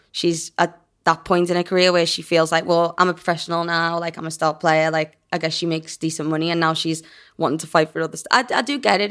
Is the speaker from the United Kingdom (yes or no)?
yes; England, United Kingdom; I'm English